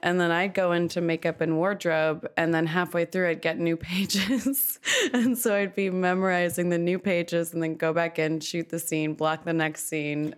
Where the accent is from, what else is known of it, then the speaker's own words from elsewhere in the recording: Malibu, California, United States; also born or lived in Los Angeles; I am from Los Angeles. I grew up in Malibu.